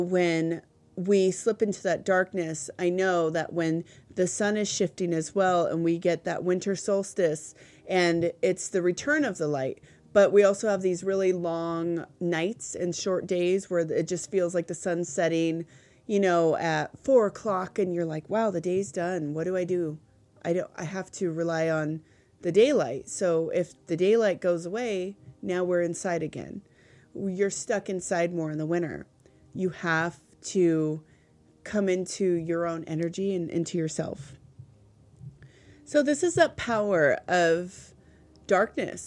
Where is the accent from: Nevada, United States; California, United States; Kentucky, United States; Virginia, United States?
California, United States; now in New Hampshire, United States; I grew up in California